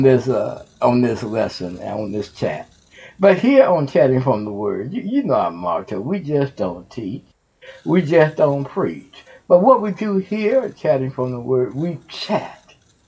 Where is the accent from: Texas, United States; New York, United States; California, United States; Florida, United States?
Texas, United States; Houston; now in Ohio, United States; That's my home state, Houston, Texas. And we from Houston, Texas